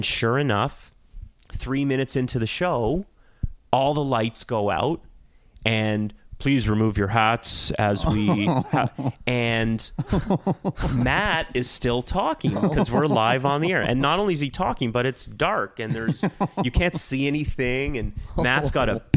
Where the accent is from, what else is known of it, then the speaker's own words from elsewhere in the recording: Toronto, Ontario, Canada; growing up in Toronto in the 80s and 90s